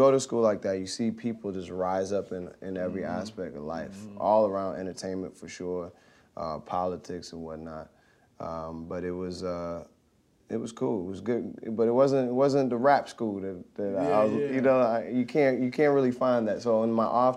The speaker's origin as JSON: {"language": "English", "town": "Boston", "region": "Massachusetts", "country": "United States", "tie": "born or raised there", "also_born_or_lived": "Nigeria / San Francisco Bay Area / Brooklyn", "moved": "yes"}